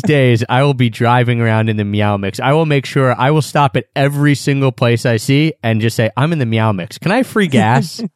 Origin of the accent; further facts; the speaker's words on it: Philadelphia, Pennsylvania, United States; I'm from Philadelphia.